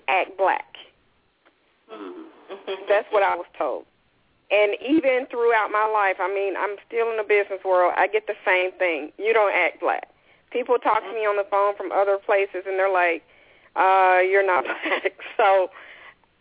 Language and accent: English; Olive Branch, Mississippi, United States; I was raised in Olive Branch